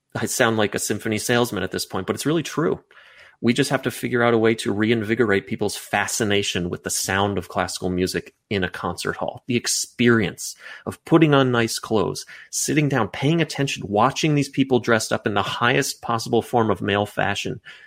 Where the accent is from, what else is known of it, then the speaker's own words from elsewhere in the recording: United States; me as an American guy who grew up in the suburbs going to the mall